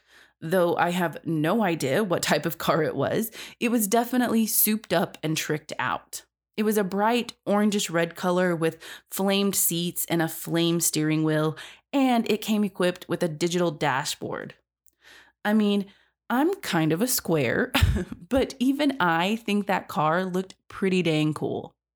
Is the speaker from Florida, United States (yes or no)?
yes; Florida, United States; To begin with, my family is from Haiti and moved to the States with my older brother. Fortunately, I was born in the States, so it was easier for my parents to get me enrolled into the Dade County school system faster.